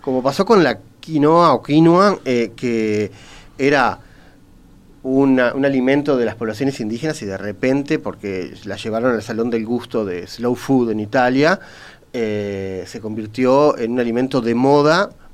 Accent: Uruguay

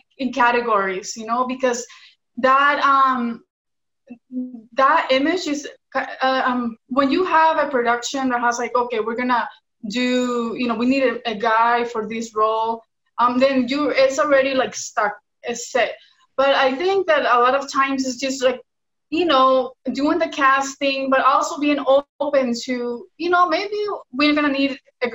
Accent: Washington, United States; first language Spanish; English is a second language; moved away as an adult; also born or lived in Mexico; now in Los Angeles, United States; I was born here, but I'm Mexican. I lived in Mexico when I was a baby. And then I grew up in Washington State with my family, but my first language is Spanish

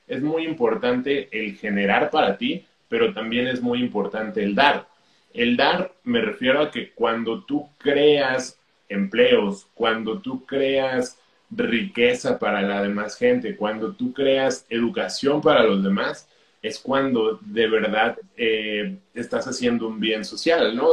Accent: Mexico; yo soy de México

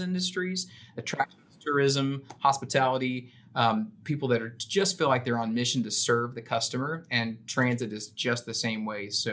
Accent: Memphis, Tennessee, United States; moved away as an adult; also born or lived in San Antonio, Texas; now in Austin, United States; I'm originally from Memphis, Tennessee. I've been a Texan now for over a decade

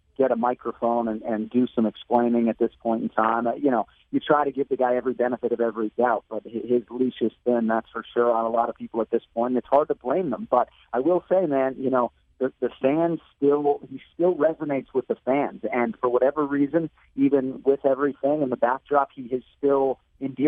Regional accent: Boston, Massachusetts, United States; moved away; this is my hometown

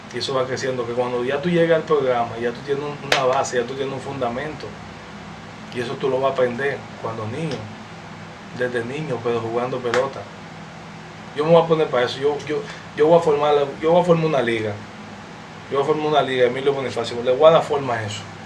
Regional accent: Dominican Republic

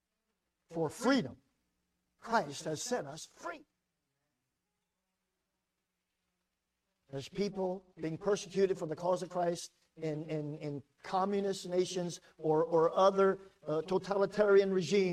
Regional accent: United States; I'm an American

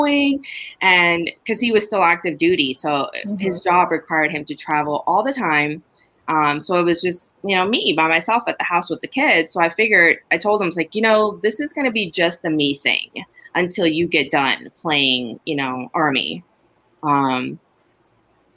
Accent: Honduras; now in United States; I was born and raised in Honduras

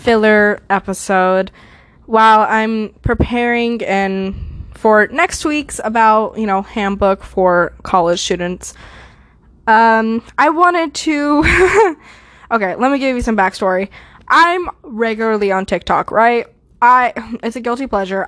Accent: United States; I'm American. I'm here. I've been here forever

